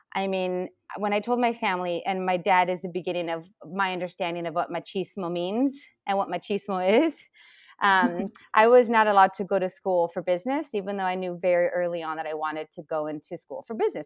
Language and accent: English; Chile; now in United States; I come from Chile